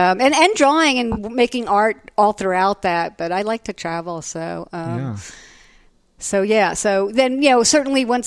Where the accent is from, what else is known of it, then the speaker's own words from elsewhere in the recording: East Brunswick, New Jersey, United States; moved away as an adult; also born or lived in New York City; now in Austin, United States; I grew up in East Brunswick, New Jersey, and the high school there was amazing